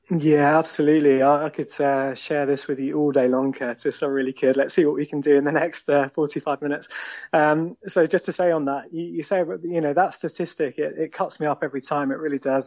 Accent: Eastbourne, South East England, United Kingdom; born or raised there; moved away as an adult; also born or lived in London; now in Sevenoaks, United Kingdom

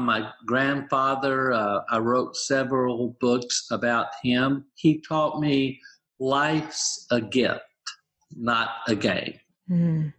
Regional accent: the South, United States; I grew up in the South

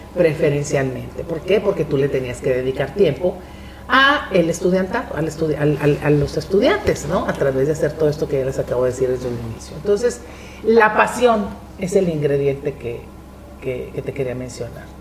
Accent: Monterrey, Nuevo León, Mexico; yo que soy una regiomontana de cepa

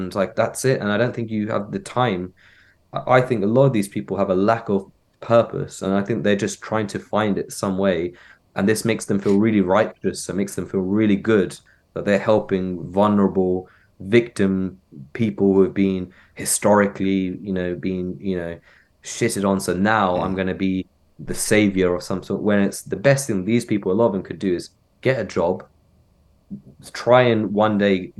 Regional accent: Cox Green, South East England, United Kingdom; growing up in Maynard, I'm in Cox Green, this is my town, blah blah.

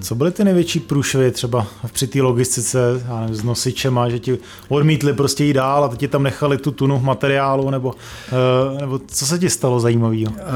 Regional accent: Prague, Czechia; jsme se narodili v Praze

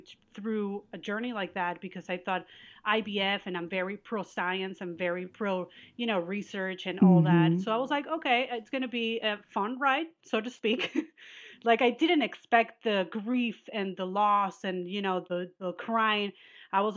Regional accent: Venezuela; moved away; we're from Venezuela and we're Jewish

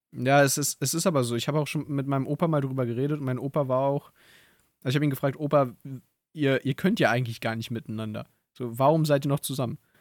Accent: Berlin, Germany; ich bin ja hier in Berlin groß geworden

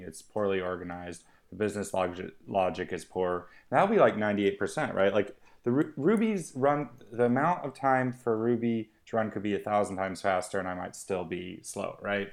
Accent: Missoula, Montana, United States; moved away as an adult; also born or lived in West Country, England; now in United Kingdom; I grew up near Missoula, Montana

